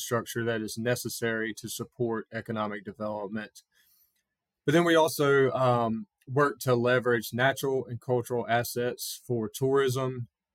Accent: Lillington, North Carolina, United States; I grew up in Harnett County down in Lillington

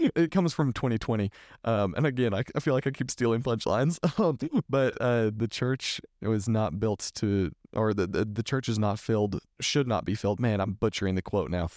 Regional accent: Texas, United States; I'm from Texas

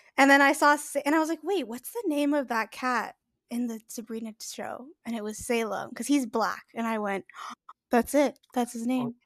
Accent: Canada; I'm Canadian

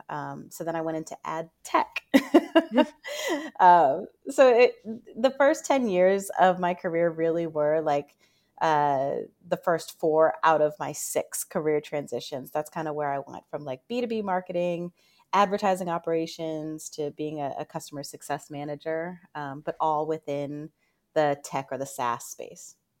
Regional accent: Northern Virginia, United States; I'm from Northern Virginia, and being right outside of D C

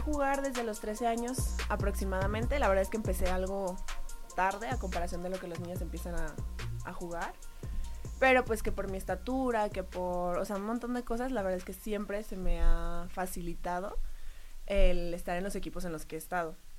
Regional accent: Jalisco, Mexico; moved away; also born or lived in Querétaro; era parte de la selección de mi estado, vengo de Jalisco.

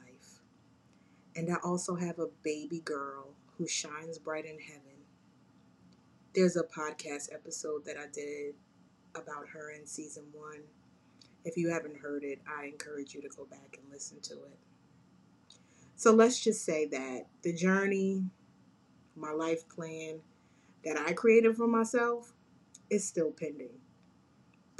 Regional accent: Jersey City, New Jersey, United States; I'm a Jersey girl, born and raised in Jersey City, New Jersey.

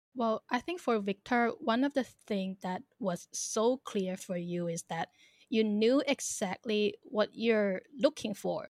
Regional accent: Thailand; also born or lived in China / Hong Kong / Northern Ireland; I am a Chinese born but raised in Thailand

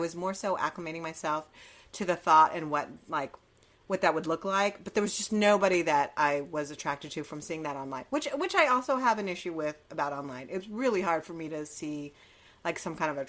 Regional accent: Los Angeles, California, United States; moved away as an adult; also born or lived in Hawaii; now in New York City, United States; I left back to LA where I'm born and raised for about a year and a half or so

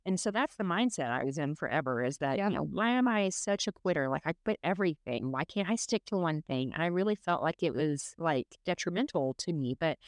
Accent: Dallas, Texas, United States; moved away as an adult; also born or lived in Houston; born and raised in Dallas, Texas. I graduated in 2004. I moved to Houston to go to an automotive trade school. When I graduated from there, I moved to Utah kind of on a whim.

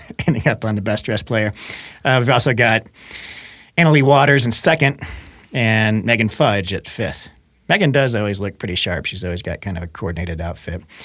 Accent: Missouri, United States; moved away; I grew up in Missouri

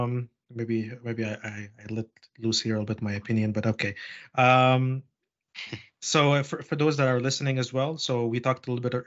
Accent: Montreal, Quebec, Canada; moved away; I'm from Montreal and I grew up just like everyone else in that over there, and I went through the school system and the education system there

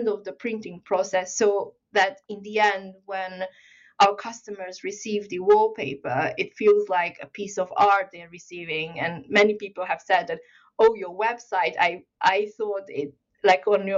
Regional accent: Hungary; moved away; also born or lived in China; I actually grew up in Hungary, but I was born in China

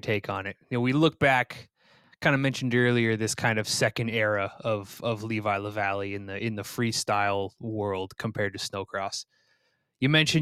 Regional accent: Vermont, United States; moved away as an adult; now in Minnesota, United States; I'm a East Coast guy. I'm from Vermont

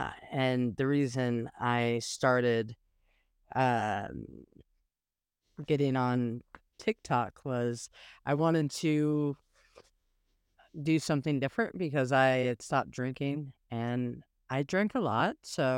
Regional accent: South Pasadena, California, United States; born there; I was born in South Pasadena, California.

